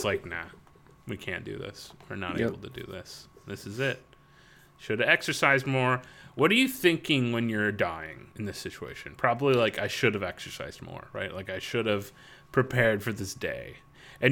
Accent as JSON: {"language": "English", "region": "Florida", "country": "United States", "tie": "born or raised there", "said": "I grew up in Florida"}